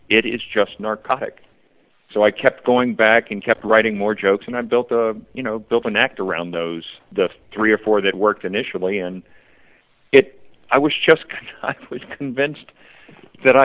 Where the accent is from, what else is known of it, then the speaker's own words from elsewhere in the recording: Virginia, United States; I grew up in Virginia, and the VMI is there.